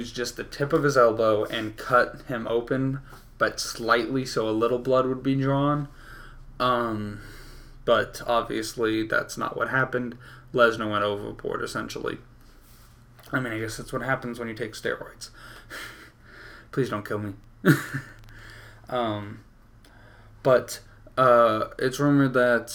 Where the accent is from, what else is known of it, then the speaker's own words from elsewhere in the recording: Houston, Texas, United States; my hometown of Houston